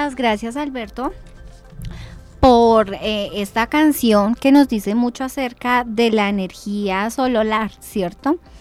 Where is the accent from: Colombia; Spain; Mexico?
Colombia; Sopó, Cundinamarca; como soposeños